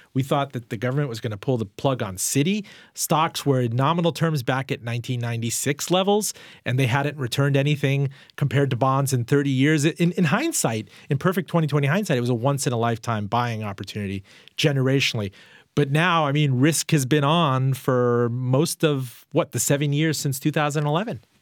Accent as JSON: {"language": "English", "town": "Richmond", "region": "Virginia", "country": "United States", "tie": "born or raised there", "said": "my hometown, Richmond, Virginia"}